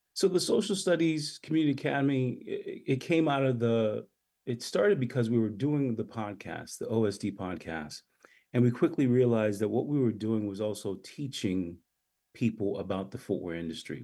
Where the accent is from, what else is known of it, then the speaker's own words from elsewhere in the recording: U.S. Virgin Islands; moved away; also born or lived in St. Thomas, US Virgin Islands / Massachusetts, United States / Brooklyn, New York, United States; Born in St. Thomas, grew up in St. John, commuted every day by boat.